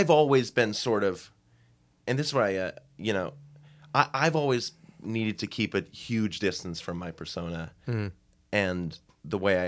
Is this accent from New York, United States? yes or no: no; Hamilton, Massachusetts, United States; I'm from Boston, Massachusetts, just like 20 minutes north of there from a little town called Hamilton.